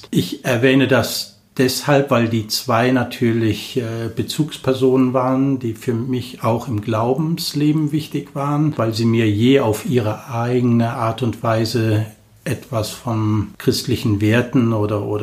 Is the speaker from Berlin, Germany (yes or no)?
no; Cologne, North Rhine-Westphalia, Germany; Ich bin 56 Jahre alt, gebürtig aus Köln, also ich bin eine echte Kölsche, mit echt Kölnisch Wasser getauft. Aus einer Familie mit sieben Kindern bin ich der Letzte und ich bin in Köln groß geworden.